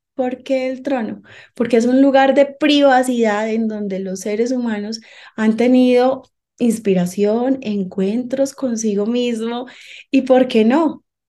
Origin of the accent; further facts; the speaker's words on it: Medellín, Antioquia, Colombia; moved away as an adult; now in Bogotá, Colombia; Soy colombiana de Medellín, Antioquia, pero hace 11 años vine a vivir acá a la ciudad de Bogotá